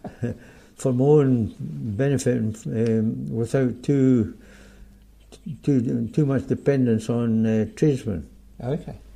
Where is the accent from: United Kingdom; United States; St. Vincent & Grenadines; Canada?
United Kingdom; southeast of Scotland; accent: Scottish; moved away as an adult; also born or lived in England; now in Australia; I'm from Scotland, of course, from the southeast of Scotland midway between Edinburgh and Berwick-upon-Tweed, and uh, I uh, was educated in Scotland, worked in Scotland, worked in England, and came out here after I retired.